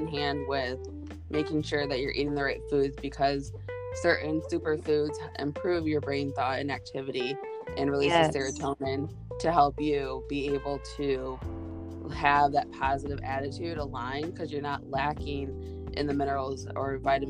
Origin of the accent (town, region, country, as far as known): United States